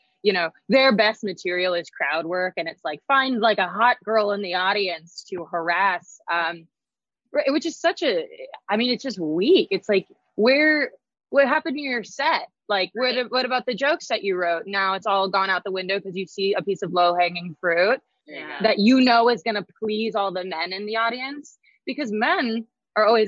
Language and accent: English; Boise, Idaho, United States; moved away; growing up in Idaho